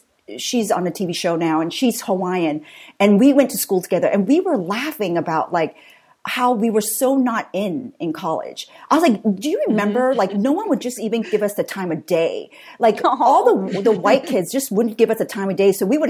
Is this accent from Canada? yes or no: no; Singapore; also born or lived in Vietnam / Southern California; So my dad's Irish American, my mom's Vietnamese, and I was born in Vietnam, but raised in Singapore and Southern California.